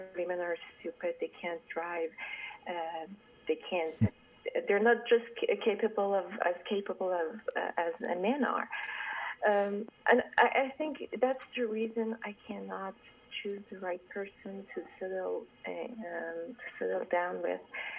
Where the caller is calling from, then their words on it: Toronto, Ontario, Canada; I'm calling from Toronto